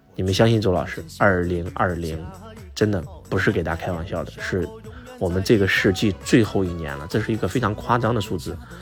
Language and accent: Chinese; Henan, China; now in southern China; 我们过年回家，河南的传统是拜年的时候要给父母下跪啊